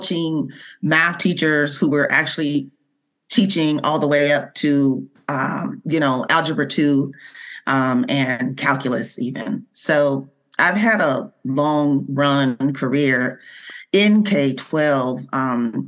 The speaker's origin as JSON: {"language": "English", "town": "Seattle", "region": "Washington", "country": "United States", "tie": "born or raised there", "said": "born and raised in Seattle, Washington"}